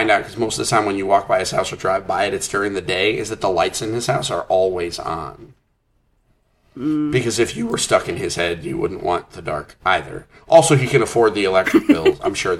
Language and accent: English; Bangor, Maine, United States; born there; I was born in Bangor, Maine.